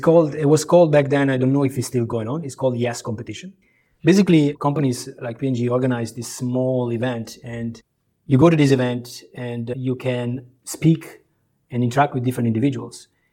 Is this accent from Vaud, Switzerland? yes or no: no; Italian side of Switzerland, Ticino, Switzerland; moved away as an adult; also born or lived in Kosovo / Croatia; now in Singapore; I grew up on the Italian side of Switzerland, and that's really where I started my education